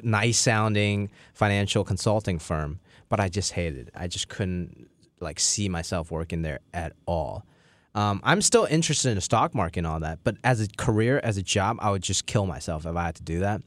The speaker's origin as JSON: {"language": "English", "country": "Hong Kong", "moved": "yes"}